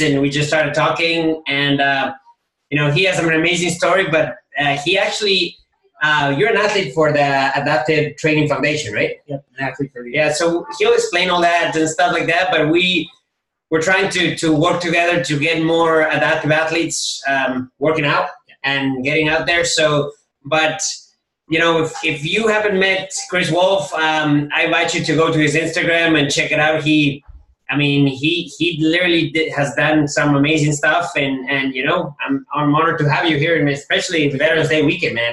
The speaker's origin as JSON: {"language": "English", "country": "Ecuador", "said": "we're from Ecuador"}